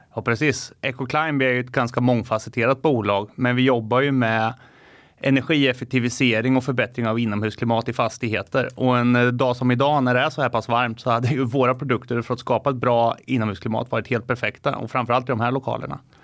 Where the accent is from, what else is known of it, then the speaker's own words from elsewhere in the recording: Finspång, Östergötland, Sweden; en liten månskensbonde från norra Finspång har lite getter, höns, lever, lever och lär med naturen